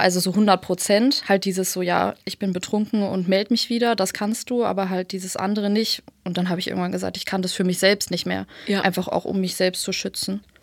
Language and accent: German; Berlin, Germany; Und dann sind wir hier in Berlin aufgewachsen.